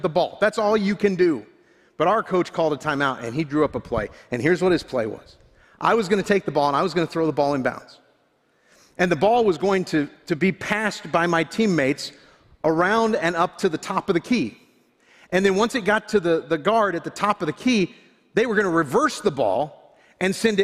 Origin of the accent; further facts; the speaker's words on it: Florida, United States; I grew up in Florida